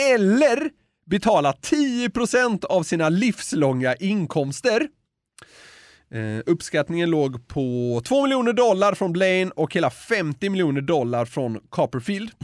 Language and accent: Swedish; Sweden; som svensk